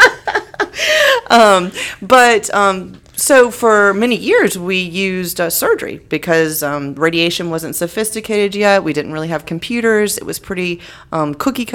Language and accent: English; North Florida, United States; also born or lived in Gainesville; I was born and raised in North Florida.